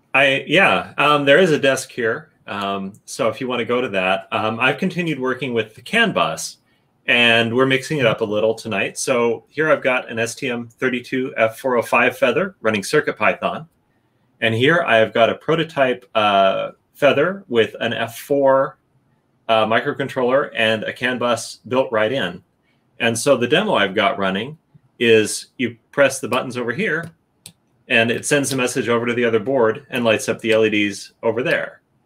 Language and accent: English; Chicago, Illinois, United States; I grew up in the Chicagoland area.